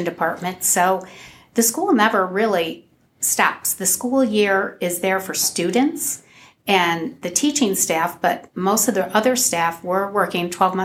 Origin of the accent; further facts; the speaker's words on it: Providence Township, Ohio, United States; I grew up in Providence Township, although I didn't attend Otsego. I attended Anthony Wayne High School